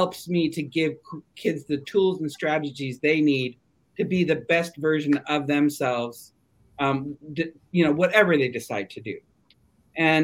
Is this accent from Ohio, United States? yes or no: no; Siskiyou County, California, United States; I grew up in this community.